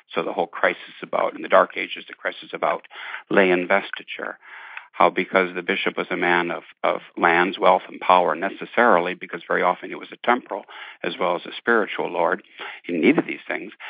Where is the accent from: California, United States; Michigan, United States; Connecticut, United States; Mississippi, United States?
Michigan, United States; Detroit; growing up in Irish Catholic, Irish American Catholic family in Detroit in the fifties